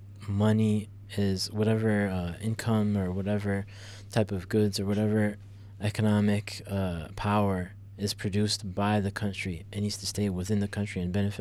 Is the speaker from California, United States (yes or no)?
no; Chicago, Illinois, United States; If you go to some other country or some other state or whatever, and people ask us, where are you from? We don't say Illinois. We just say Chicago.